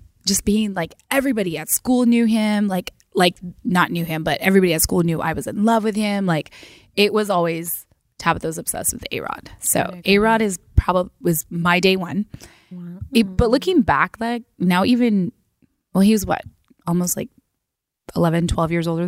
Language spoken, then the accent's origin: English; Washington, United States; I grew up in Washington State.